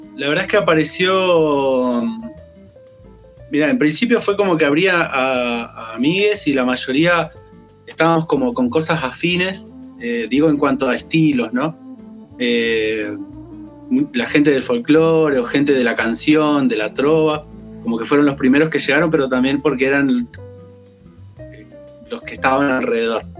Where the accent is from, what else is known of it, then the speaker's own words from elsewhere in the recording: Chos Malal, Neuquén, Argentina; also born or lived in Buta Ranquil; Yo soy nacido en Chosmalal, que es el norte de la provincia. Eh, por cuestiones mm, de, la época también, en realidad, porque mi familia vivía en Butarranquil, pero, pero fui a nacer a Chosmalal